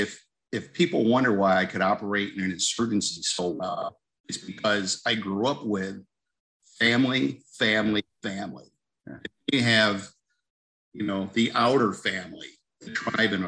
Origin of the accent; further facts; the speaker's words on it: Mohawk Valley, Northern New York, United States; moved away; I grew up in Northern New York, up in the Mohawk Valley.